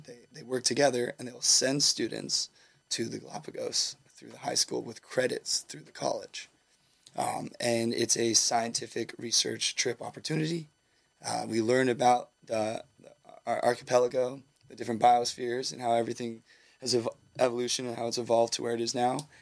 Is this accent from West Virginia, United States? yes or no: no; Southern California, United States; also born or lived in Humboldt, California; I grew up in Southern California